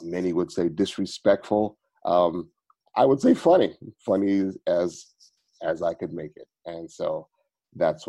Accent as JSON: {"language": "English", "town": "New York City", "region": "New York", "country": "United States", "moved": "yes", "said": "I am originally from Brooklyn"}